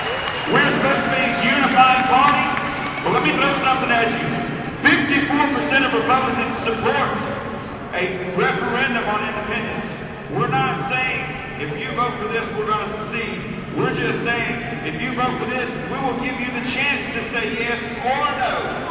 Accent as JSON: {"language": "English", "region": "Texas", "country": "United States", "tie": "born or raised there", "said": "I am a Texan first, Texan born and bred. I am a Texan first and American second. Texas will always come first."}